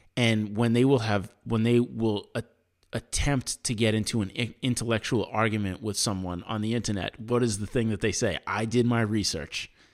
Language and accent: English; United States; as an American